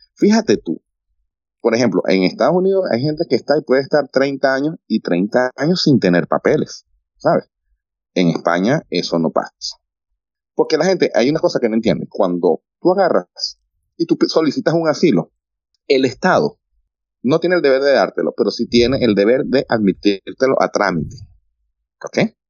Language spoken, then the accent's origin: Spanish; Venezuela; moved away; also born or lived in Madrid, Spain; la nacionalidad venezolana